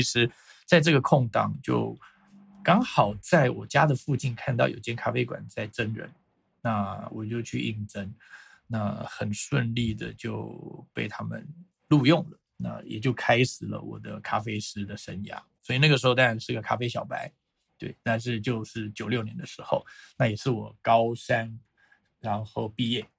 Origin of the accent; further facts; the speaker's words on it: Taiwan; 我是来自台湾的